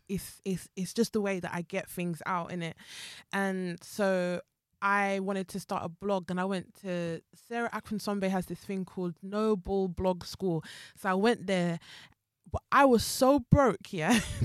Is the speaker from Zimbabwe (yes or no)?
yes; Zimbabwe; moved away; also born or lived in Jamaica; my family is Jamaican, but I was raised in Zimbabwe and I came here as, like, an immigrant